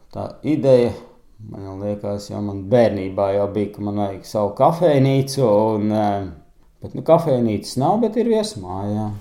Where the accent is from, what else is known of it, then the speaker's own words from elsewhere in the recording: Katlakalns, Ķekava Municipality, Latvia; moved away as an adult; now in Zaķumuiža, Latvia; es esmu no Katlakalna. Arī mums bija gan lopi mājās, gan cūkas